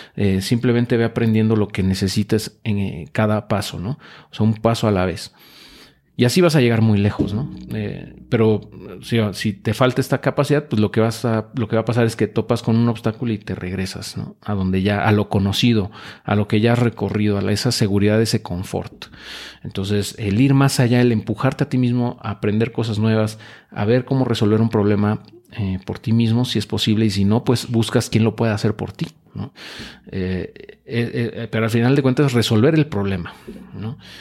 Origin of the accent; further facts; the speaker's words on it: Mexico; nos caracteriza como mexicanos, como latinoamericanos